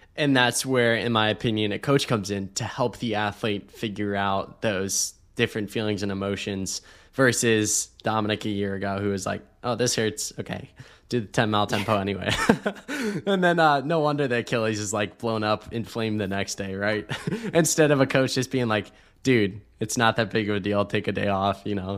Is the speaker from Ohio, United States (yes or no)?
yes; Ohio, United States; now in Austin, United States; growing up in Ohio